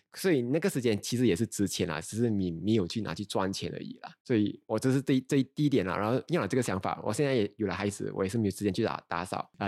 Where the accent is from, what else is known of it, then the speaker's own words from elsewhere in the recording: Ipoh, Perak, Malaysia; 我是怡保人的